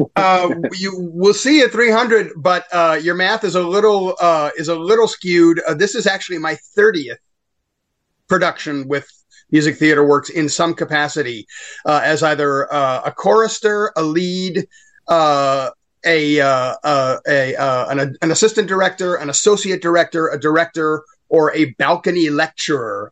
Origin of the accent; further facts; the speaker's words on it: Chicago area, Illinois, United States; also born or lived in St. Louis, Missouri; we moved here in the early 70s in 1971